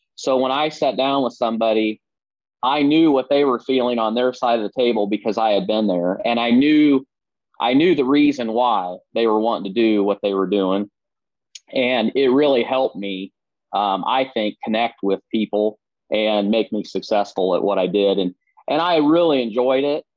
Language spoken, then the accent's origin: English; Southeast Iowa, United States; I grew up in Southeast Iowa, as you said, uh, born and raised